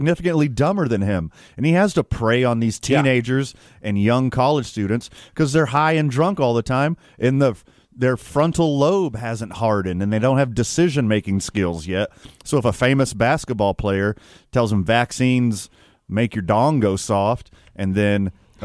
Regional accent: Houston, Texas, United States; when I was a youth growing up in Houston, Texas

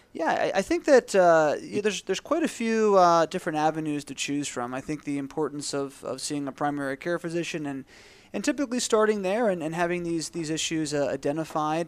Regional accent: Philadelphia, Pennsylvania, United States; moved away as an adult; also born or lived in Tampa, Florida; I grew up in the Philadelphia area.

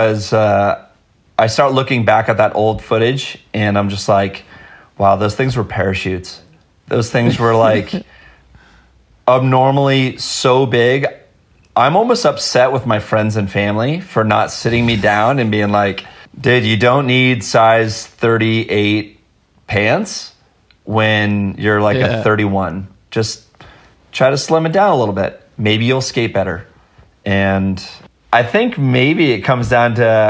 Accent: Los Altos Hills, California, United States; I grew up in Los Altos Hills

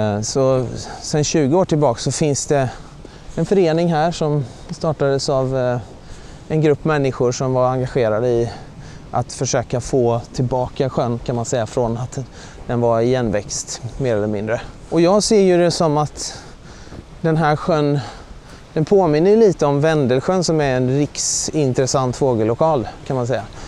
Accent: Mullsjö, Jönköping County, Sweden; moved away as an adult; also born or lived in Uppsala; now in Uppland, Sweden; jag kommer ju från Västergötland från början, från Mullsjö som ligger i gränsen mot eh, Småland, nära Jönköping.

